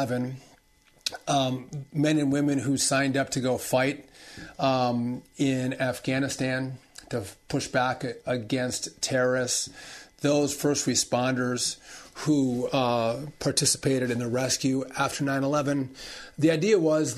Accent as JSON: {"language": "English", "region": "Wisconsin", "country": "United States", "tie": "born or raised there", "moved": "as an adult", "lives_now": "New Jersey, United States", "said": "I had to move to New Jersey a year ago. Spent my whole life in Wisconsin, but moved out a year ago because my wife got the Fox and Friends weekend show."}